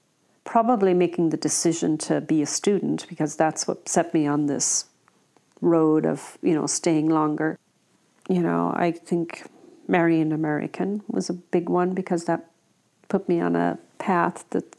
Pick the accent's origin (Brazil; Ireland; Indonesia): Ireland; County Galway, Connacht; moved away as an adult; now in Oregon, United States; I am 56 years old, and I am from Tirnascra in County Galway, Ireland.